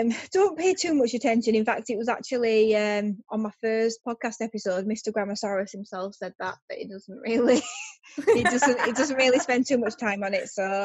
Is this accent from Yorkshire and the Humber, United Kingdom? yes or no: yes; Yorkshire and the Humber, United Kingdom; I'm from Yorkshire